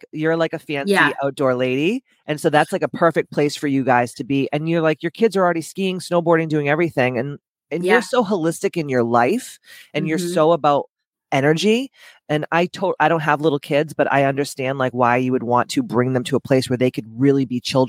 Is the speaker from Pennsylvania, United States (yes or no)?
no; right outside of Boston, Massachusetts, United States; I was born right and raised right outside of Boston